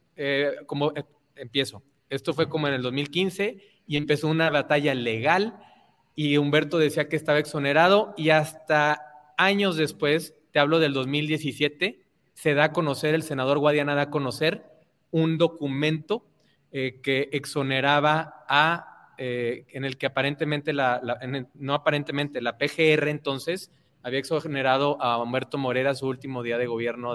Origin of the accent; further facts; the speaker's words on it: Torreón, Coahuila, Mexico; mi ciudad natal Torreón